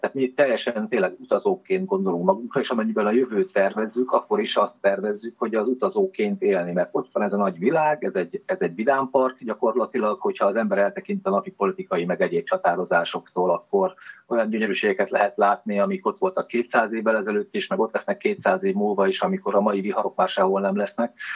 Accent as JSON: {"language": "Hungarian", "town": "Nyíregyháza", "region": "Szabolcs-Szatmár-Bereg", "country": "Hungary", "tie": "born or raised there", "moved": "as an adult", "said": "Nyíregyházán mm, nőttem föl, de mivel a nagyszüleim pestiek voltak"}